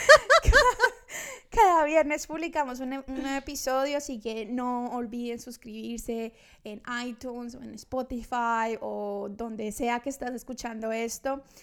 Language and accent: Spanish; Colombia; moved away as an adult; now in Australia; somos dos colombianas compartiendo de todo un poco acerca de la vida en Australia